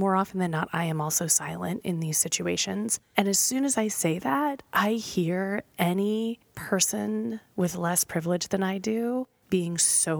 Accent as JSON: {"language": "English", "region": "Tennessee", "country": "United States", "said": "I'm from Tennessee."}